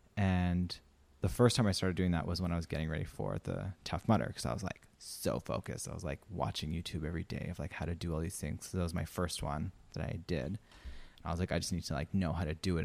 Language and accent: English; Saskatchewan, Canada; moved away as an adult; also born or lived in Romania; now in Australia; I'm from Saskatchewan